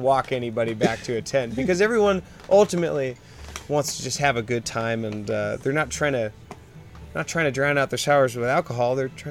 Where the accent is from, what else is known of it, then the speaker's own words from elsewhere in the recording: Oregon, United States; I'm from Oregon